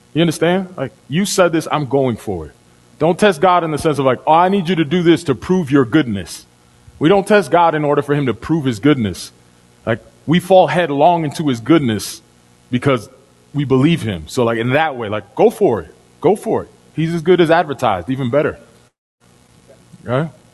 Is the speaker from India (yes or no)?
no; Dominican Republic; moved away; I'm from Dominican Republic. When I was a kid, we redeemed bottles. So the street I lived on, the street that my family home is on